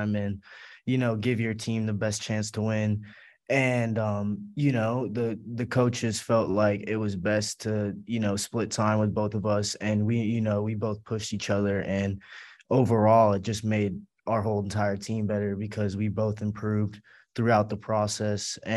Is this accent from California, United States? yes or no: yes; Glendale, California, United States; moved away as an adult; now in Loretto, United States; I'm from Glendale, California, like Los Angeles area.